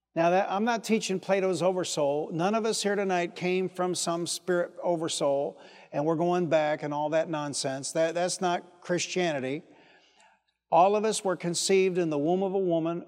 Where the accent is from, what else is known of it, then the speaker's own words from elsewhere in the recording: Detroit, Michigan, United States; I was from Detroit